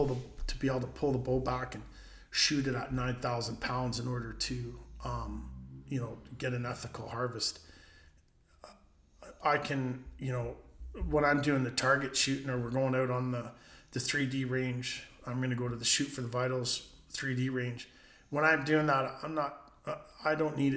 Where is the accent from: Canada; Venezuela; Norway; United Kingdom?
Canada; I'm Canadian